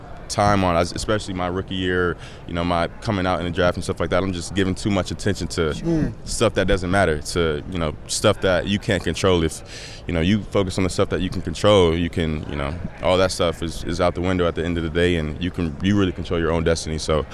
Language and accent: English; Atlanta, Georgia, United States; So I'm from Atlanta, so my dad has season tickets